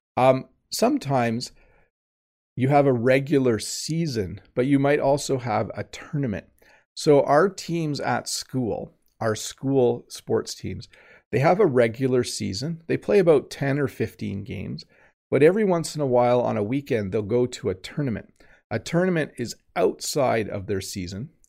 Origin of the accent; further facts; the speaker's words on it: Canada; as a Canadian